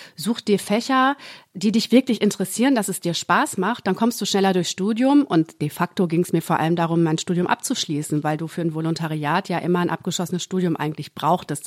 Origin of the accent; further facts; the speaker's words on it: Gütersloh, North Rhine-Westphalia, Germany; now in Berlin, Germany; Und dann meinte ich ja aus Gütersloh